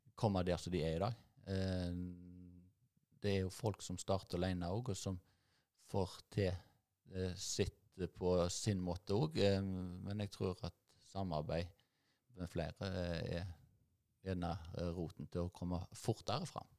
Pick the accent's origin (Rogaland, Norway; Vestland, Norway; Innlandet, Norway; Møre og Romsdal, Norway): Rogaland, Norway; Nedstrand; Jeg er oppvokst, jeg eh, kom til Nedstrand da jeg var seks år gammel, til en, eh, en gard oppe på Mørland